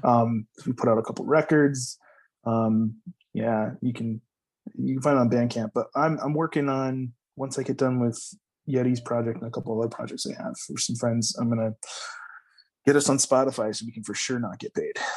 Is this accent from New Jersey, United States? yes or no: no; High Point, North Carolina, United States; I grew up in High Point, North Carolina, which is the furniture capital of the world